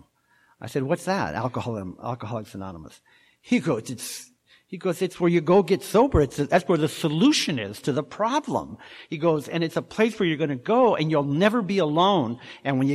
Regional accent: Orange County, California, United States; moved away as an adult; also born or lived in Washington; now in Laguna Niguel, United States; I'm from Orange County

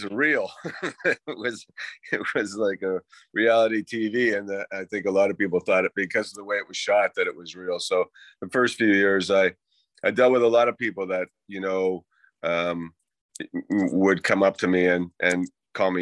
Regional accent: Halifax, Nova Scotia, Canada; also born or lived in Boston, United States; I grew up in Halifax. My dad moved back to Canada when I was a young boy. I grew up in Halifax

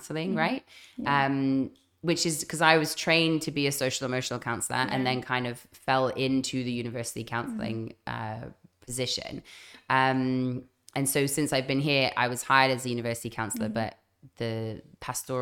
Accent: Zimbabwe; moved away as an adult; also born or lived in London / Zambia / Canada; now in Phuket, Thailand; I grew up in Zambia and Zimbabwe

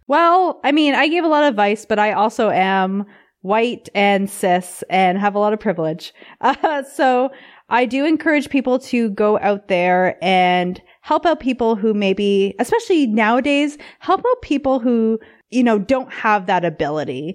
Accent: Canada; also born or lived in Vancouver; as a Canadian

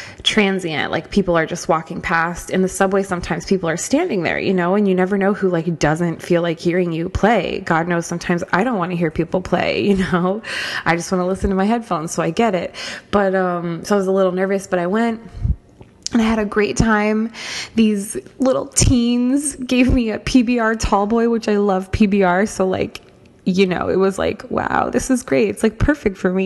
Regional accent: Norfolk, Virginia, United States; moved away as an adult; now in New York, United States; I started out in my hometown in Norfolk, Virginia

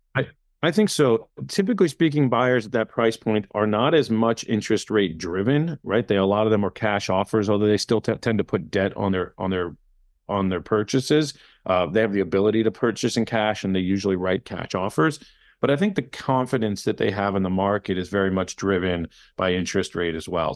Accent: Miami, Florida, United States; also born or lived in California / New York / Tallahassee / Israel; technically I was born in California, uh, but I do consider myself a Miami native

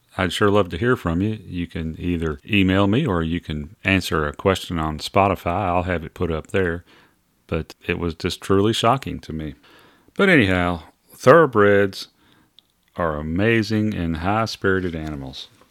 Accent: Louisville, Kentucky, United States; growing up in Louisville

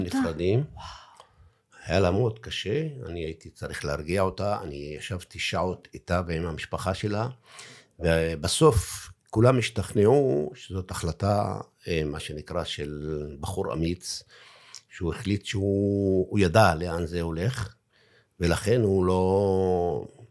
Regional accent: Daliyat al-Karmel, Haifa District, Israel

